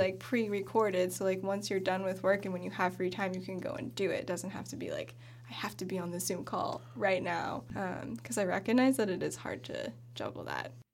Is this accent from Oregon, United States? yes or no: yes; Bend, Oregon, United States; I grew up in Bend in Central Oregon, went to Summit High School.